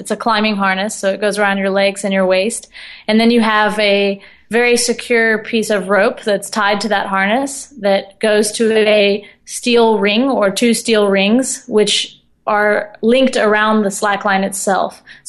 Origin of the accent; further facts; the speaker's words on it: Austin, Texas, United States; I used to go to this park in my hometown of Austin, Texas, and swim and just hang out under the pecan trees.